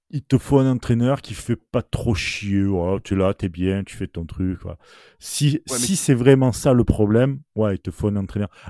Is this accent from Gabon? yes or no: no; Marseille, Provence-Alpes-Côte d'Azur, France; rien que par rapport à la symbolique, parce qu'on est Marseillais. Et même sans dire Marseillais.